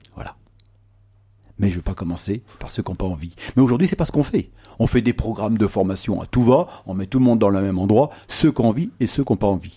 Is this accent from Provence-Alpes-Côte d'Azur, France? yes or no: no; Noirmoutier-en-l'Île, Pays de la Loire, France; je viens de l'île de Normoutier